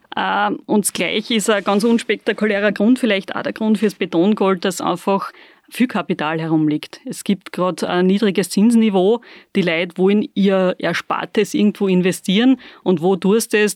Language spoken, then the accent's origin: German; Bad Aussee, Styria, Austria; bisschen sind wir noch in der Insel der Seligen in Aussee